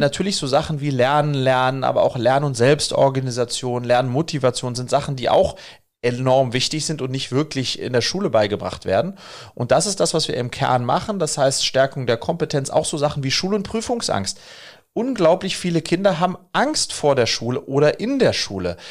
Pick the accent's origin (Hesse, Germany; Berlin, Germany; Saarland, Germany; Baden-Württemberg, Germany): Hesse, Germany; Wiesbaden; ich bin in Wiesbaden groß geworden